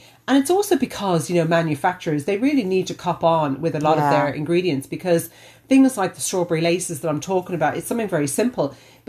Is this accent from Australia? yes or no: yes; Australia; now in Ireland; I grew up with them in Australia.